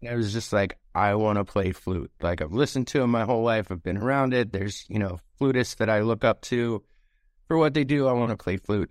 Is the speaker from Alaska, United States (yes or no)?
yes; Anchorage, Alaska, United States; that's home